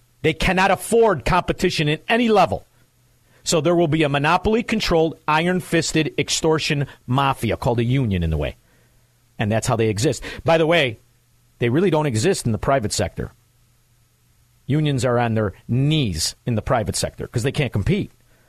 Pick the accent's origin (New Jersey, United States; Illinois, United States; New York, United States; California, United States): Illinois, United States; Chicago; I'm from Chicago, Illinois, brother. Cook County. Cook County.